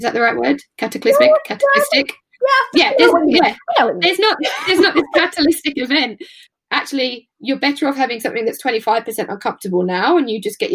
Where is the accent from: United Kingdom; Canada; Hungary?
United Kingdom; especially as British people